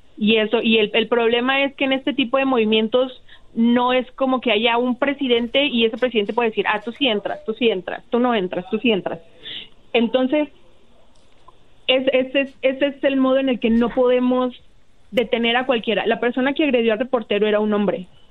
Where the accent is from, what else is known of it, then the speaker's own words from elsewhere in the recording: Ciudad Juárez, Chihuahua, Mexico; yo soy de Ciudad Juárez. Yo he vivido en Ciudad Juárez desde que tenía seis años